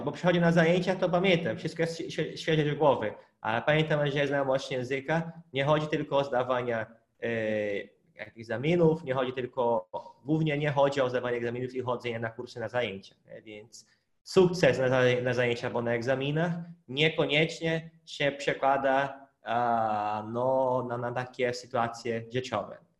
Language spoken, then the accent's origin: Polish; Hungary; Polish is a second language; now in Poland; u nas na Węgrzech